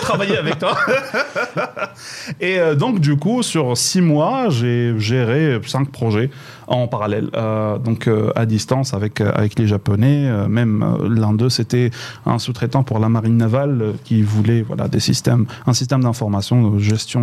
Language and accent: French; Boujdour, Laâyoune-Sakia El Hamra, Morocco; moved away; also born or lived in Meknes; j'ai grandi à Bousdol, c'est donc la fin du Maroc